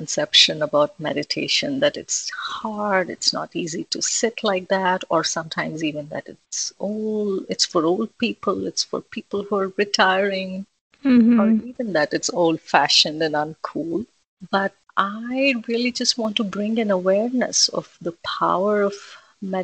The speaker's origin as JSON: {"language": "English", "country": "India", "tie": "born or raised there", "moved": "as an adult", "said": "I was born and brought up in India. I was there until my son was born. So for a good 30 years"}